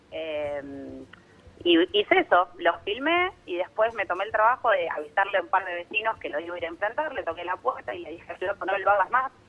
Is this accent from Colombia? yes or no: no; Ramos Mejía, Buenos Aires Province, Argentina; De Ramos Mejía.